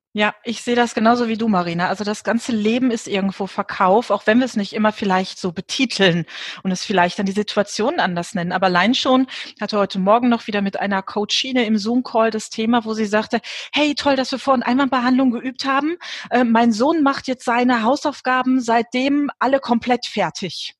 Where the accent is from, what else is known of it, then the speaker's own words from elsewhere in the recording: Germany; bei uns in Deutschland